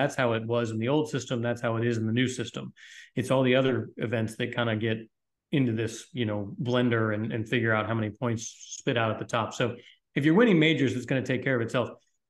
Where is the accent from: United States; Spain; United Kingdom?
Spain; I like playing in Europe and I like supporting my home country in the Spanish Open and that kind of thing.